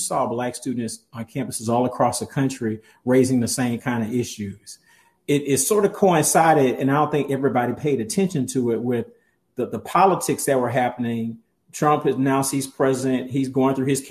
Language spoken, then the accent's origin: English; Atlanta, Georgia, United States; I grew up in Atlanta, where, I mean, there's a hub of some of the top HBCUs in the nation.